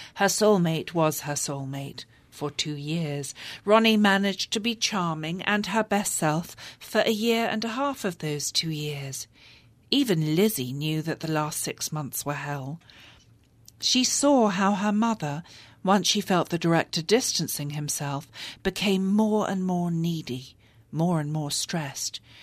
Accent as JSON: {"language": "English", "region": "London", "country": "United Kingdom", "tie": "born or raised there", "moved": "as an adult", "lives_now": "United States", "said": "English women like me who grew up in London"}